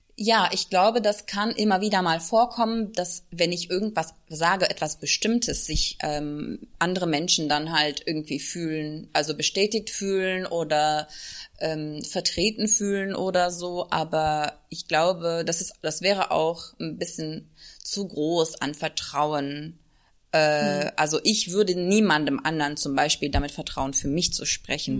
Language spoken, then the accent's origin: German; Turkey; German is a second language; now in Germany; ich bin in der Türkei äh, zur Schule gegangen